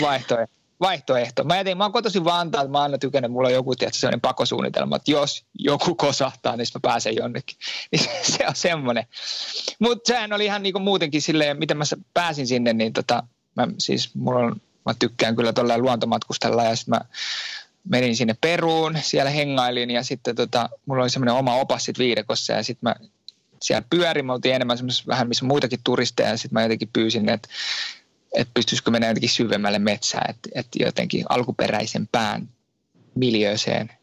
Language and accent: Finnish; Finland; moved away as an adult; now in France; Mä oon Suomesta lähtenyt